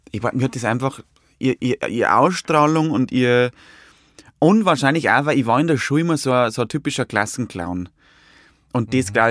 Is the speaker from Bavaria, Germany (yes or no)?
yes; Hutthurm, Bavaria, Germany; Es ist eine sehr hügelige Landschaft. Also so Niederbayern, also gibt Niederbayern ist ja zum Teil sehr, sehr flach, also die Gegend da von Dingolfing, aber da wo ich ja bin, so Passauer und, und, und Bayerischer Wald